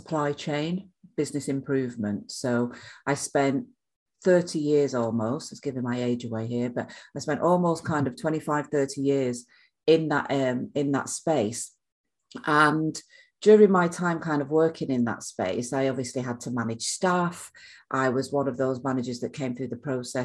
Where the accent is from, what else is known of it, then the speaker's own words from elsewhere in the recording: Manchester, North West England, United Kingdom; now in South of England, United Kingdom; I'm from Manchester, so I should be used to the rain